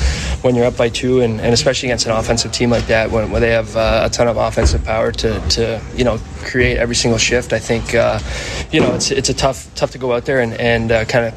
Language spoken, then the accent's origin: English; Toronto, Ontario, Canada; moved away; in my hometown